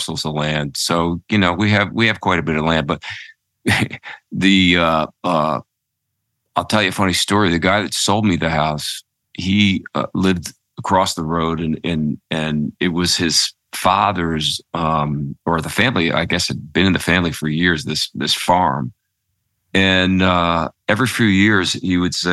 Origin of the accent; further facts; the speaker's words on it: Philadelphia, Pennsylvania, United States; moved away; also born or lived in New York / Connecticut; I'm a city kid. I grew up in Philadelphia